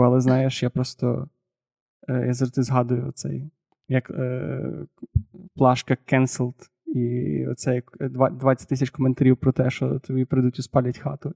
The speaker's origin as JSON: {"language": "Ukrainian", "region": "Galicia", "country": "Ukraine", "said": "я галичанин"}